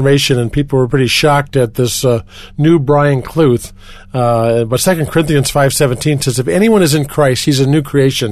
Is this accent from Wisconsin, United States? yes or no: yes; Milwaukee, Wisconsin, United States; now in Colorado Springs, United States; I grew up near Chicago, by one of the Great Lakes, Lake Michigan, in a city called Milwaukee, Wisconsin